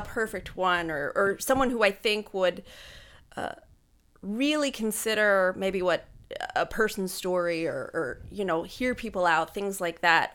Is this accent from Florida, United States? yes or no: no; Pine Grove, Pennsylvania, United States; also born or lived in Pittsburgh / Harrisburg; I grew up in Pine Grove, so I graduated from high school there